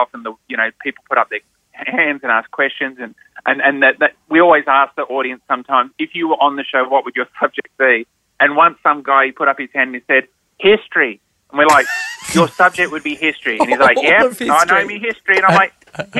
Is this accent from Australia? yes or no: yes; New South Wales, Australia; moved away as an adult; also born or lived in Victoria, Australia; I grew up in New South Wales.